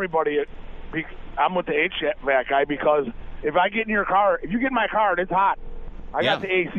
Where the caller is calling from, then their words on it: Muskego, Wisconsin, United States; I live in Muskego, but I'm calling from Kenosha.